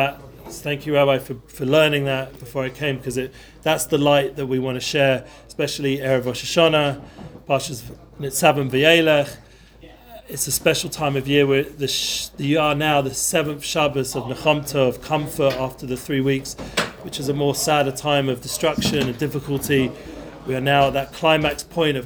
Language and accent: English; London, United Kingdom; moved away; I grew up in North London.